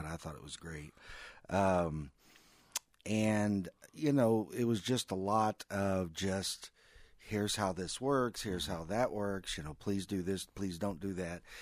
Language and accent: English; Missouri, United States; We're all from Missouri